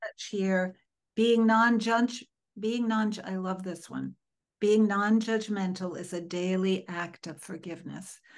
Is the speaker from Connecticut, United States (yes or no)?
yes; Connecticut, United States; growing up in Connecticut